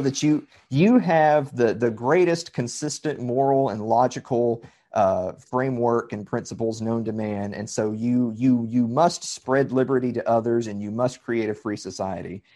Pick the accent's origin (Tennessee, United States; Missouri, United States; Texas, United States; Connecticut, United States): Tennessee, United States; Columbia; I'm from Southern Middle Tennessee. I'm from Columbia, Tennessee